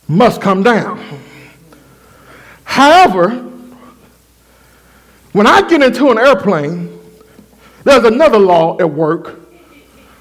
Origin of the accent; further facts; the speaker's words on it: Waxahachie, Texas, United States; my hometown, Waxahachie. Hatchtown, that's what we call it